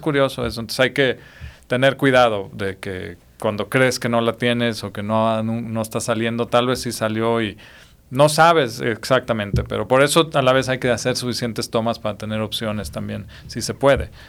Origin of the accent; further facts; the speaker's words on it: Mexico; mi lado mexicano